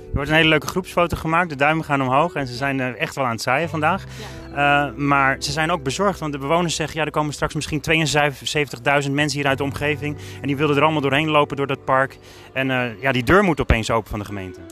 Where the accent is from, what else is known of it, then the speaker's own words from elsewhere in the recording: Alkmaar, North Holland, Netherlands; ik kom uit Alkmaar